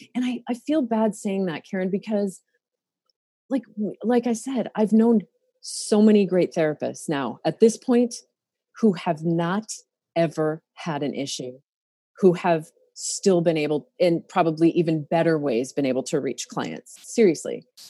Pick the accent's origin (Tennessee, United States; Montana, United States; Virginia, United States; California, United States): Montana, United States; now in Oregon, United States; I grew up in Montana